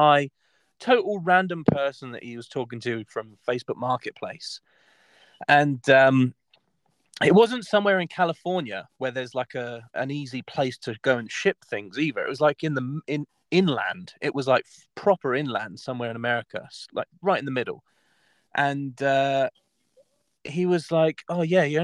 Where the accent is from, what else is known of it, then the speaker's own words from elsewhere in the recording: Southampton, South East England, United Kingdom; my hometown is Southampton